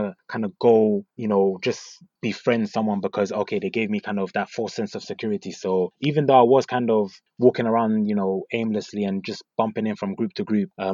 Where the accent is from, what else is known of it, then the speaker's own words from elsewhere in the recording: London, United Kingdom; So I grew up in North London. I went to school in North London as well.